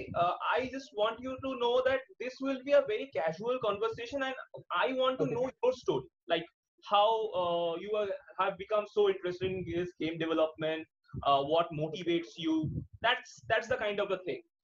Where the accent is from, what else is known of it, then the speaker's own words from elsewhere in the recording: India; also born or lived in Kolkata; we are from India and we are very conservative